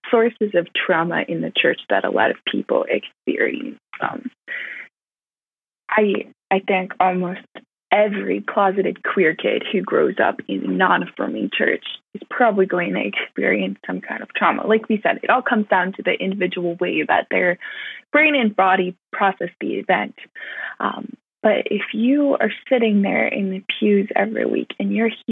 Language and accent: English; California, United States; I grew up in California